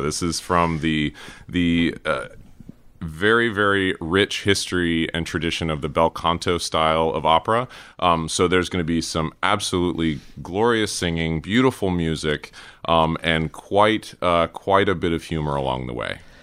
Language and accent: English; Cary, North Carolina, United States; moved away; also born or lived in Durham, North Carolina / Raleigh, North Carolina; grew up in Cary